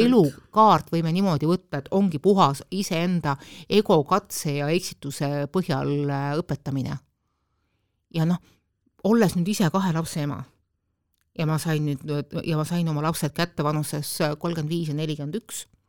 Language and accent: Estonian; Estonia; mina olen pärit sellest ühiskonnast, kus laps ikkagi sündis ainult emale